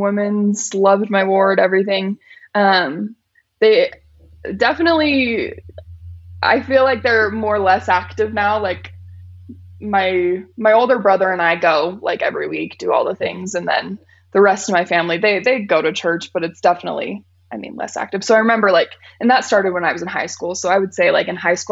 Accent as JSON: {"language": "English", "town": "Riverton", "region": "Utah", "country": "United States", "tie": "born or raised there", "also_born_or_lived": "Murray, Utah", "said": "I've lived in Riverton my whole life."}